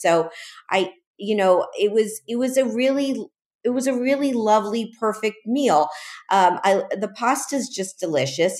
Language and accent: English; Miami, Florida, United States; born or raised there; also born or lived in Chicago; now in New York City, United States